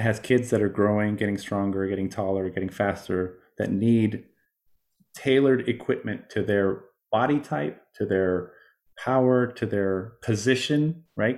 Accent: Miami, Florida, United States; moved away; I come from Miami

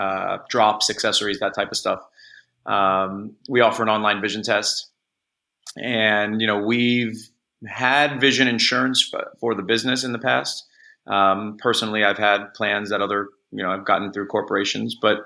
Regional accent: Los Angeles, California, United States; I'm from Los Angeles. My family's still here.

